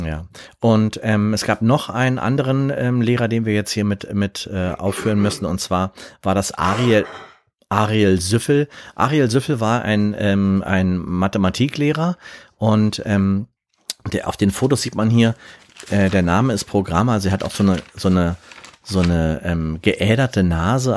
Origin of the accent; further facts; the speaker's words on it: Berlin, Germany; Ich bin ja in Berlin zur Schule gegangen